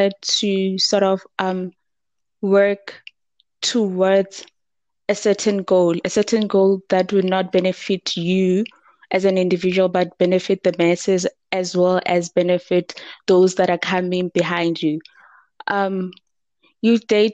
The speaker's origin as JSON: {"language": "English", "town": "Thaba Nchu", "region": "Free State", "country": "South Africa", "said": "I'm from the Free State in Tabanchu"}